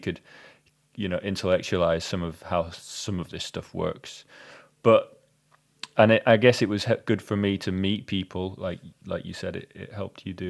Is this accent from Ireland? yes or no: no; United Kingdom; we're British slash European